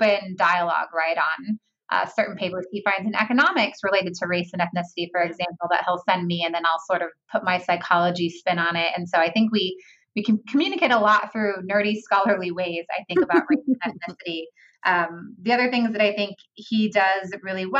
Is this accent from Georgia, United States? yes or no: no; California, United States; I'm from California.